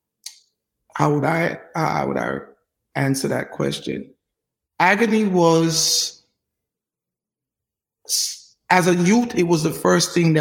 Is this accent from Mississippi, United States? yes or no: no; New York City, New York, United States; also born or lived in Brooklyn, New York / Jamaica; I grew up in New York, man, just an average American kid doing what American kids in New York do. I started off in Brooklyn and then probably at maybe 10 or something, I made it to Queens, and I've been a Queens kid ever since.